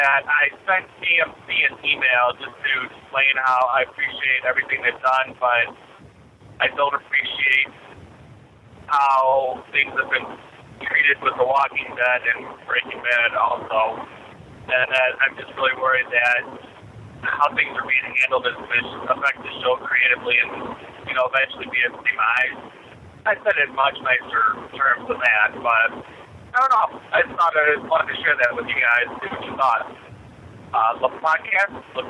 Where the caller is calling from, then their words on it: Michigan, United States; I'm calling from Michigan.